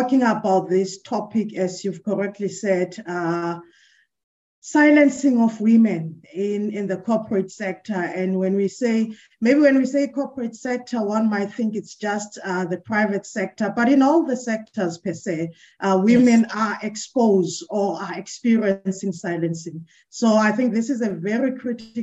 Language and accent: English; Johannesburg, Gauteng, South Africa; also born or lived in Port Elizabeth (Gqeberha); now in Gqeberha, South Africa; comes from the dusty street of Soweto, that is in Johannesburg. So I'm a Gautenga, Joburg. I'm a Sowetan per se, although currently I'm based in Port Elizabeth